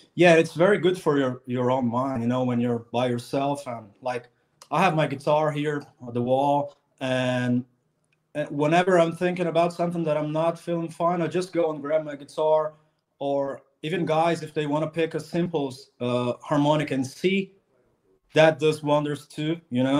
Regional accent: Brazil; I'm from Brazil

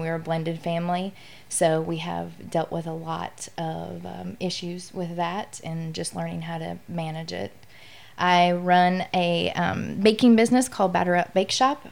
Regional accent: Midwest, United States; now in Louisiana, United States; I'm from the Midwest, and so when I moved down south

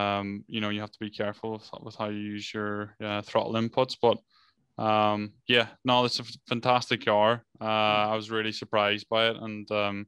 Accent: Ireland; we come from Ireland where, you know, it's wet and slippery or whatever

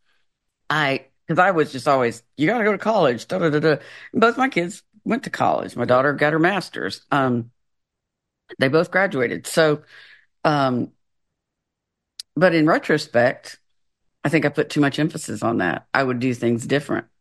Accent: the South, United States; moved away as an adult; also born or lived in Florida / Washington State; I'm from the South

